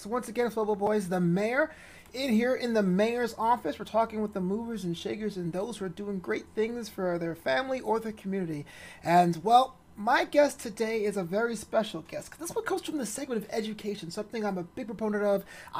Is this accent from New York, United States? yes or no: yes; New York City, New York, United States; I am a public school kid, and I am a proud product of the public school system back in my hometown of Brooklyn, New York.